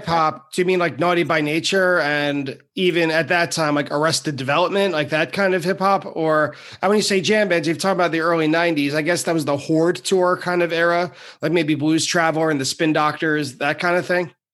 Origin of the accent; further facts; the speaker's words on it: Long Island, New York, United States; I'm from Long Island